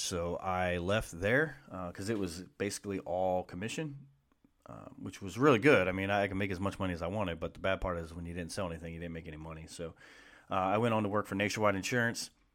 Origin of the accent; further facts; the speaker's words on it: Columbus, Ohio, United States; growing up in Columbus